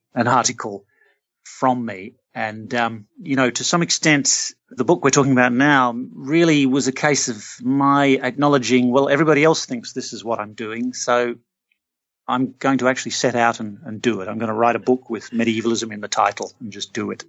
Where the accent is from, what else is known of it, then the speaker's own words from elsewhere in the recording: Australia; I'm Australian. I grew up in an Australian city.